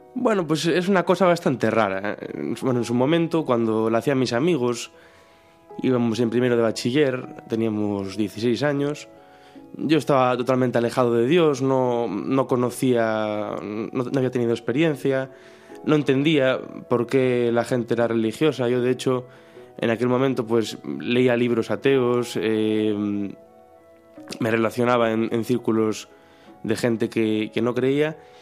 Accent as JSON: {"language": "Spanish", "town": "Ribadeo", "region": "Galicia", "country": "Spain", "moved": "as an adult", "lives_now": "Santiago de Compostela, Spain", "said": "soy de Ribadeo, que es un pueblo que está entre Galicia y Asturias, bueno, se nota por el acento, supongo"}